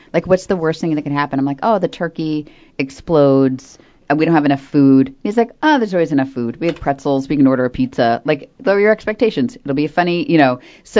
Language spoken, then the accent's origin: English; Florida, United States; now in North Carolina, United States; I grew up in Florida, and this whole, like, winter thing is a huge bummer.